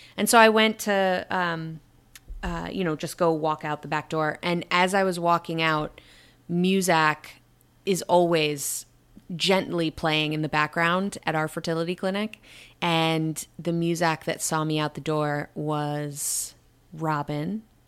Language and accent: English; Syracuse, New York, United States; my hometown of Syracuse, New York.